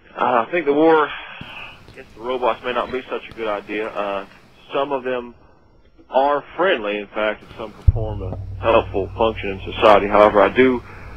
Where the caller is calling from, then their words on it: Chattanooga, Tennessee, United States; Chattanooga, Tennessee.